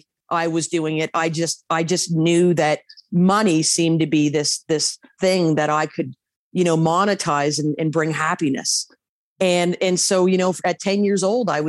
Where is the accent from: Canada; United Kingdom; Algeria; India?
Canada; East Coast; moved away; growing up on the East Coast